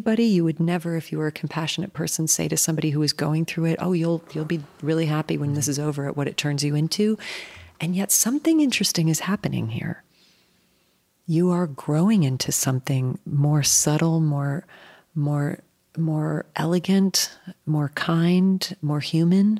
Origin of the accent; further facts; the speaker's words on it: United States; also born or lived in New Jersey; As an American, as a white person